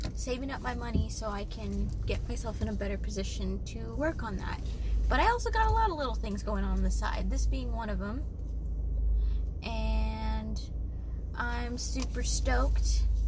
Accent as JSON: {"language": "English", "town": "San Jose", "region": "California", "country": "United States", "said": "I am from the Bay Area, California, San Francisco Bay Area, but not San Francisco itself. Uh, a city called San Jose"}